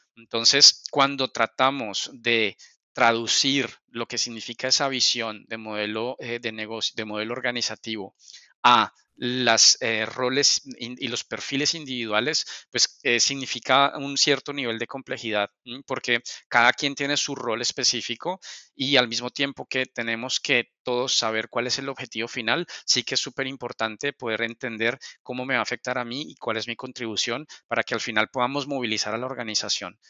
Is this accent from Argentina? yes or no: no; Colombia; moved away as an adult; now in Spain; soy, soy de Colombia, llevo un par de años, ya hoy para dos años aquí en, España